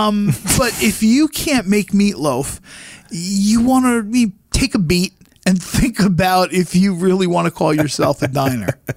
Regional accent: New Jersey, United States; I come from New Jersey, the land down under.

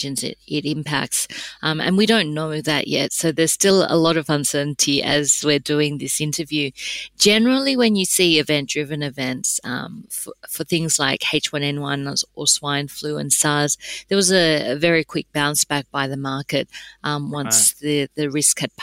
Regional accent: Australia; my background's Korean, but I was born in Australia, so my Korean's terrible

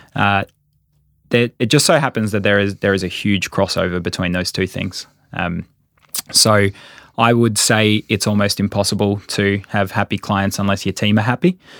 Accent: Sydney, New South Wales, Australia; moved away as an adult; now in Queensland, Australia; I'm a Sydneysider

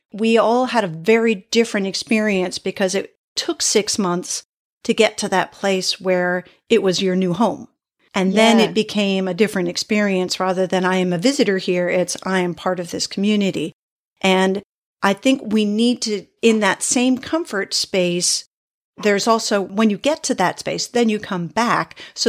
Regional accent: East Coast, United States; which is also not where I'm from. I grew up on the East Coast of the US. So it also feels like a foreign place.

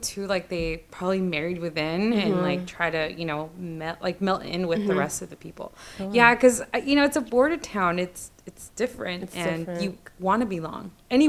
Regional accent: Lynwood, California, United States; also born or lived in Tijuana, Mexico; So Chicana, Chicana. I'm based in Los Angeles, born and raised. I'm from Lingwood

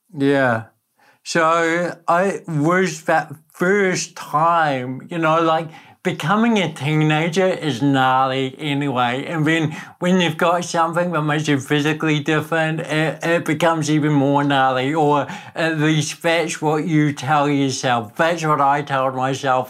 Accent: Napier, Hawke's Bay, New Zealand; accent: Kiwi; also born or lived in Netherlands; I was born in Holland, but grew up in Napier

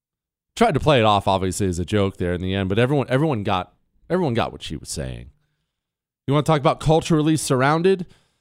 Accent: United States; Because I'm an American. That's why.

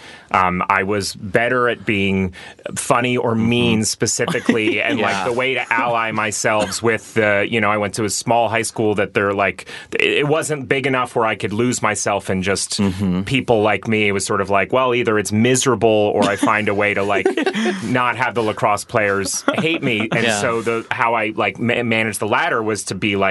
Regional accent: New England, United States; I like grew up around a lot of like aggressive Irish kids in New England

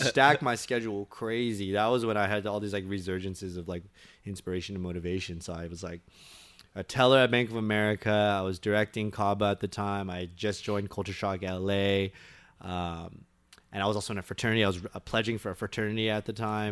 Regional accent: Torrance, California, United States; Born and raised in Torrance, California

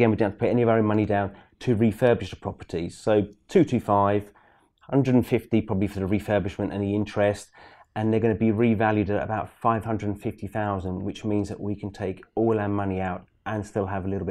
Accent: East of England, United Kingdom; It's not in London, but it's in Norfolk. I'm from

